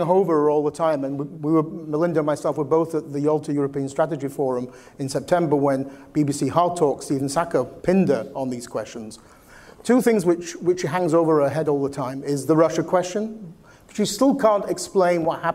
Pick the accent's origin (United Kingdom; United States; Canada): United Kingdom; I come from Britain